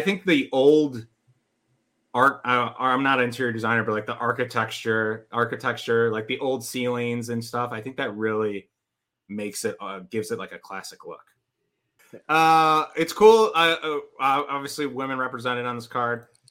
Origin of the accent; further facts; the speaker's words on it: west suburb of Chicago, Illinois, United States; I'm from a west suburb, but I lived in the city for like eight eight ish years, maybe more